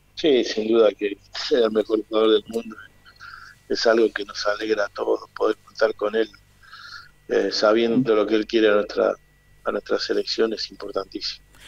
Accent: Argentina; como somos los argentinos

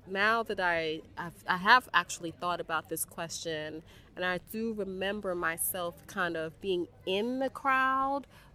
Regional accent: New York City, New York, United States; moved away as an adult; also born or lived in Paris, France; now in Dakar, Senegal; I'm from the South Bronx

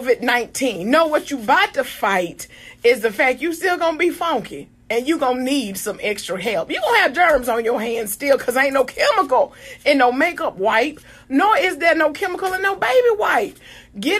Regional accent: Greenville, South Carolina, United States; I am from Greenville, South Carolina

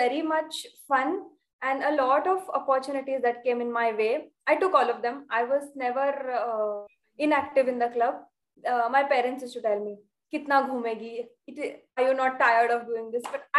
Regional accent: Belgaum, Karnataka, India; moved away as an adult; now in Mumbai, India; I came to Mumbai for graduation. I live in Belgaum.

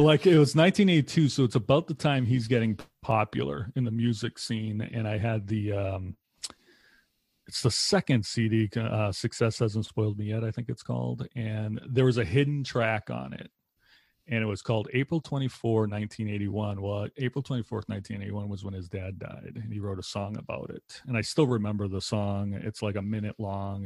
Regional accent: Lowell, Massachusetts, United States; moved away as an adult; now in Wisconsin, United States; I grew up in Lowell, Massachusetts, which is a little bit north of Boston

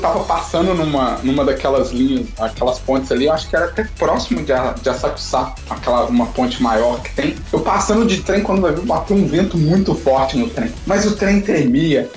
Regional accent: Brazil; moved away; eu sou brasileiro

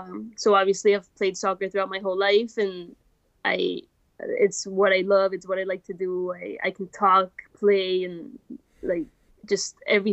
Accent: Bogota, Colombia; moved away as an adult; also born or lived in Louisiana, United States / Washington, D.C., United States; now in United States; Well, I was raised in Bogota, Colombia, which I really, really enjoyed.

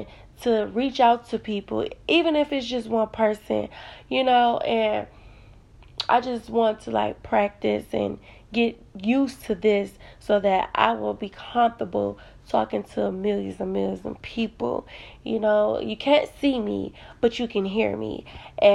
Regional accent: Detroit, Michigan, United States; I am from Detroit, Michigan

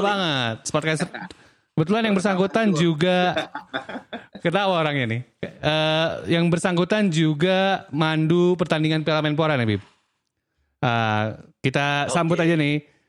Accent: Aceh, Indonesia; moved away; also born or lived in Bandung; gua orang Aceh yang tinggal lama di Bandung

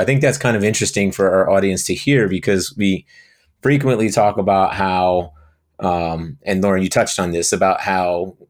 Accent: Brielle, New Jersey, United States; Didn't really have much choice growing up in Brielle.

